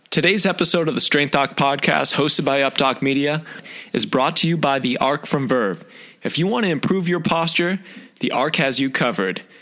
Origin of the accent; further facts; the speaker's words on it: outside of Buffalo, New York, United States; I'm actually from the other side of the border, uh, outside of Buffalo, New York